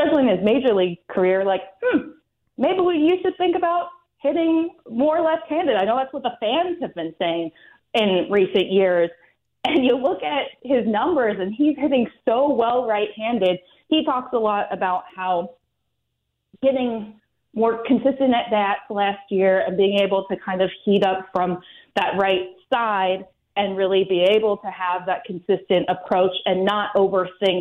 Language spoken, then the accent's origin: English; Pacific Northwest, United States; moved away; I grew up in the Pacific Northwest